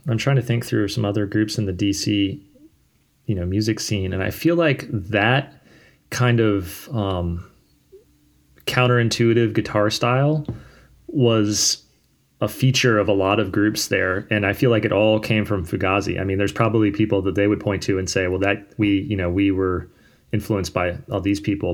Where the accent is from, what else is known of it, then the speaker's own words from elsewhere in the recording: Fredericksburg, Virginia, United States; also born or lived in Richmond, Virginia; I moved from Richmond up to a town called Fredericksburg when I was in middle school